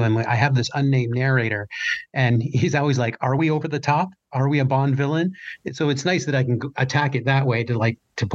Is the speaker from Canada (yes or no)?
yes; Canada; I'm Canadian